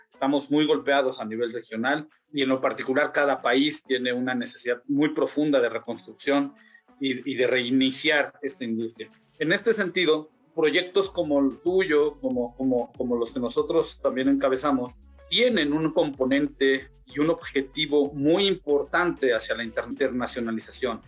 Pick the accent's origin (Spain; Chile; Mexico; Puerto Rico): Mexico; nosotros mismos como mexicanos